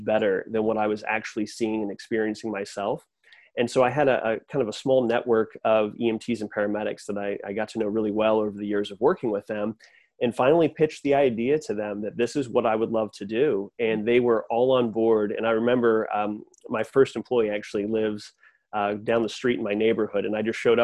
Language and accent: English; Simsbury, Connecticut, United States; moved away as an adult; now in Greenville, United States; I'm originally from Simsbury, Connecticut